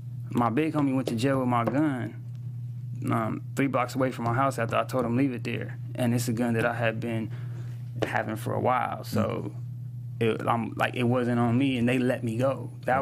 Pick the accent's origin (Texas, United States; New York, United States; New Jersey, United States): New Jersey, United States; Jersey City; also born or lived in San Pedro, Los Angeles; It's called Jersey City because that's where I'm from, you know.